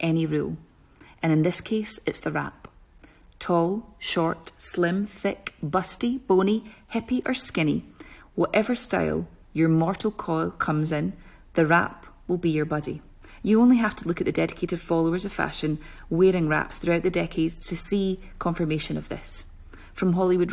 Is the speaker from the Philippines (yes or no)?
no; Scotland, United Kingdom; being so Scottish